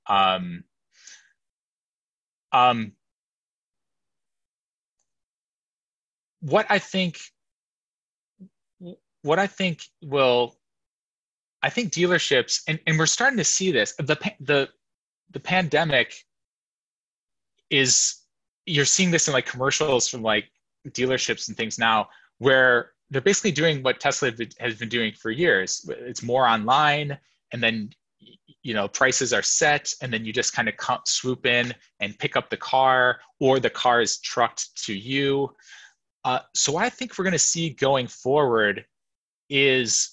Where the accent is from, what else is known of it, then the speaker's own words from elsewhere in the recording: Detroit, Michigan, United States; I was born and raised in Detroit